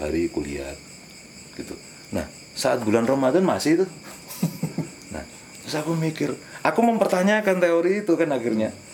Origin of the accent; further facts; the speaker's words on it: Madiun, East Java, Indonesia; aku dibesarkan di Madiun